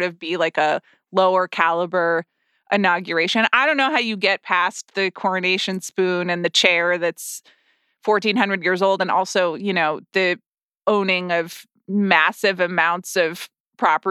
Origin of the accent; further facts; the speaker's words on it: United States; I as an American